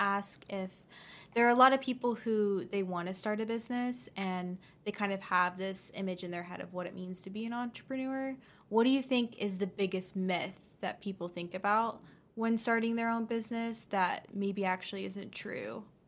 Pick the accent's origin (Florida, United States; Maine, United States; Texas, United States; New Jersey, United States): Texas, United States; Dallas; I'm actually from Texas